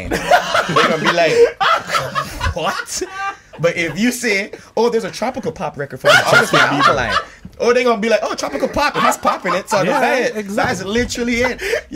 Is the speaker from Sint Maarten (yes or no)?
yes; Sint Maarten; accent: island twang; We're from St. Martin.